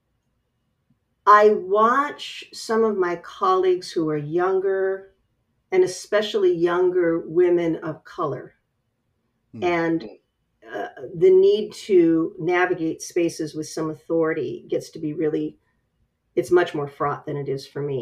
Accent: West Coast, United States; I come from the West Coast

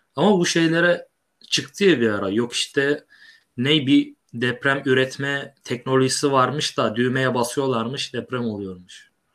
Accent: İzmir, Turkey; Biz İzmirliyiz.

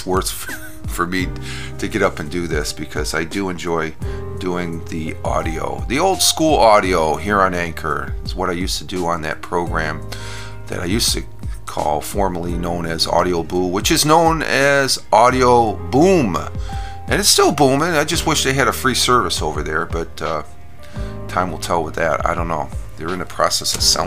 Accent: New York, United States; being a New Yorker

